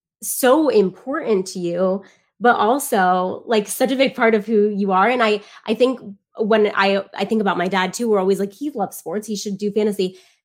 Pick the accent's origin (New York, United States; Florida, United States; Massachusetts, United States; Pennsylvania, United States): Florida, United States; South; growing up in South Florida, wrestling wasn't big